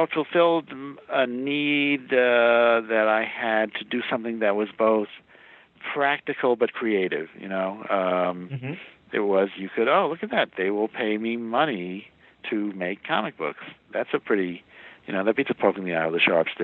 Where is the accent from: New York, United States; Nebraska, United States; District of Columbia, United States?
New York, United States; I grew up in New York, so I came home to New York